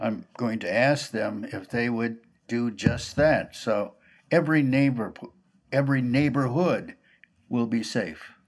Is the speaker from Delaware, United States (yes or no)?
no; Minneapolis, Minnesota, United States; I grew up in North Minneapolis, 2723 Oliver Avenue North.